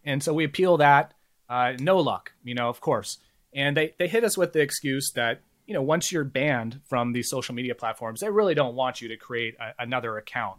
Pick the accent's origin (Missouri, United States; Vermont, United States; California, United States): California, United States; Bay Area; I grew up in the Bay Area